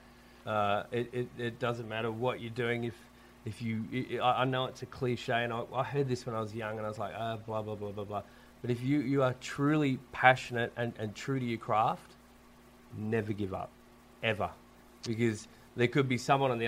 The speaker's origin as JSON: {"language": "English", "town": "Sydney", "region": "New South Wales", "country": "Australia", "tie": "born or raised there", "said": "where I grew up in Sydney and Wallachia"}